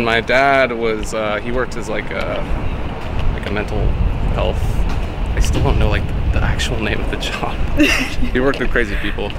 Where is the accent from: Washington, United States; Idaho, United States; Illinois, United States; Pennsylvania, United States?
Washington, United States; born or raised there; moved away as an adult